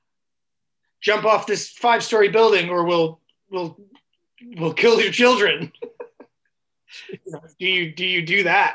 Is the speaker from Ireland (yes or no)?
no; Western Canada, Canada; I grew up in Western Canada, so we'd go to the Rockies all the time